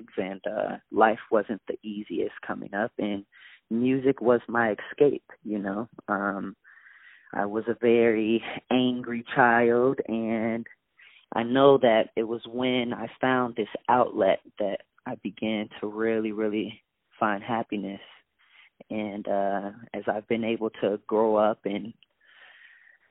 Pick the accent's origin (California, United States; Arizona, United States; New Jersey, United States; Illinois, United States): Illinois, United States; Rockford; I am a small town guy. I'm from Rockford, Illinois.